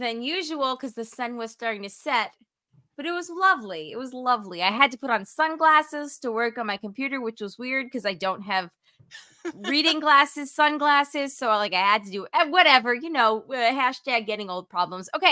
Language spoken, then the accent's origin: English; Erie, Pennsylvania, United States; I'm from Erie, PA